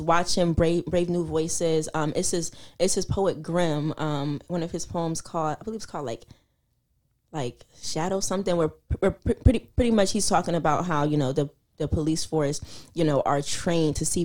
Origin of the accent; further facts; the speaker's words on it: Philadelphia, Pennsylvania, United States; I'm from Philly